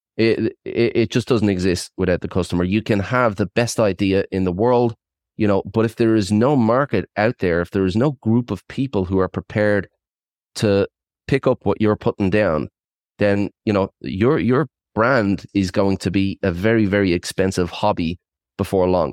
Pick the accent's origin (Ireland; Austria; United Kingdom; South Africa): Ireland; moved away as an adult; also born or lived in Australia / south of France; now in France; I was, uh, born and bred in Ireland. I'm, uh, one hundred percent Irish and, uh, I relocated at twenty, stayed in Australia for twenty years